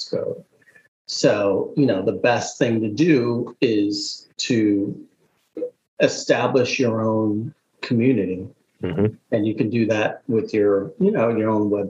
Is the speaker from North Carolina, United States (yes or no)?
no; Boston, Massachusetts, United States; I grew up in Boston